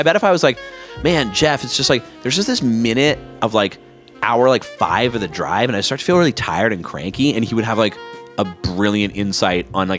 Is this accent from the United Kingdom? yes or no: no; Canada